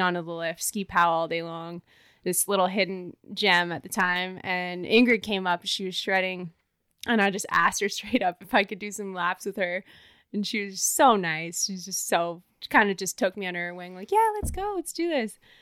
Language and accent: English; Banff, Alberta, Canada; also born or lived in Ontario; I grew up in Banff.